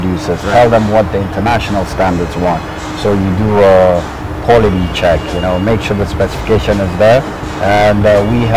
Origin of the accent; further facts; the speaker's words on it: Nigeria; moved away; also born or lived in England; I'm from Nigeria